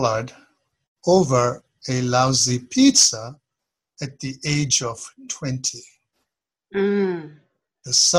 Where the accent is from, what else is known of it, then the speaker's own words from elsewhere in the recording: Kenya; moved away as an adult; now in United States; I was born in Kenya, although my roots are Eastern. And I moved to the U.S. in the middle 70s